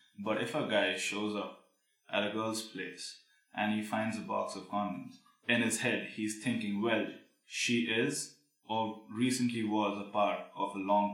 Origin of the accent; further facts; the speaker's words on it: Bangalore, Karnataka, India; moved away; also born or lived in Pune; Well, I was born in Pune, but I'm from Bangalore. And I was raised all over India, thanks to Dad, who was an army officer. But originally South Indian.